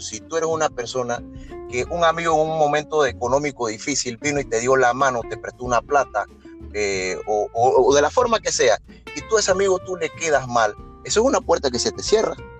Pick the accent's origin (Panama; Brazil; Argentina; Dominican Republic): Panama